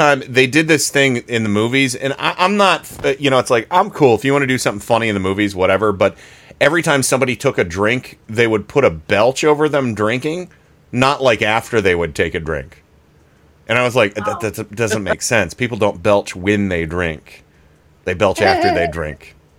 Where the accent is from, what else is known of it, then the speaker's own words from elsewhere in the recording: Columbiana County, Ohio, United States; growing up in Columbiana County in Ohio